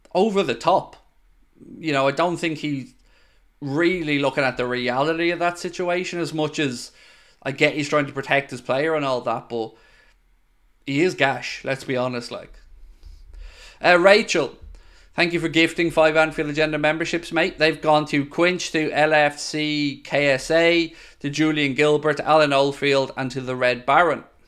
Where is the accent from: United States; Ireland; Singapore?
Ireland; I'm Irish.